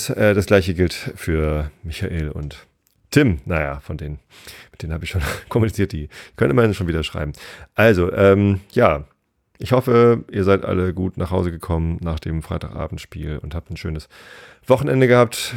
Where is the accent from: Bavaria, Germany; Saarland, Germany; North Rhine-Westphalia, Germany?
North Rhine-Westphalia, Germany; Bochum; Ja, ich komme aus Bochum.